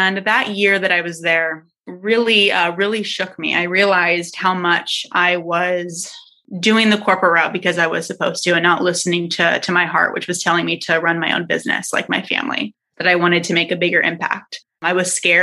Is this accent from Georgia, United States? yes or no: no; San Diego, California, United States; I'm from San Diego. So I went to San Diego State University